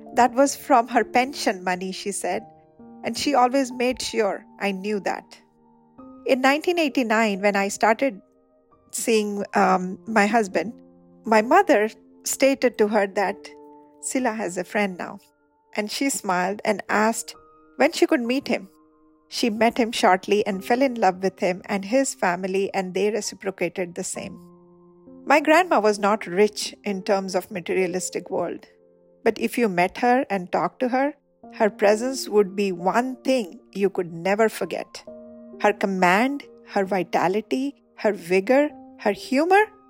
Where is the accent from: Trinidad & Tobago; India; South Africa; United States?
India; Charbatia, Odisha; also born or lived in Paradip, Odisha; we came from Charbatia